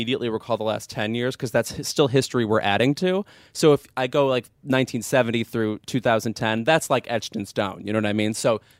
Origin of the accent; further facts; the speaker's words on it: Lemont, Illinois, United States; my hometown of Lamont, Illinois, is the pride of our hometown, Diablo Cody, who wrote Juno in 2007.